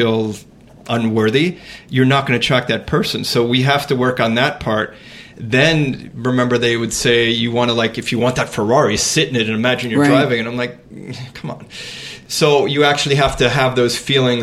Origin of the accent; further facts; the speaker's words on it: Miami, Florida, United States; I grew up in Miami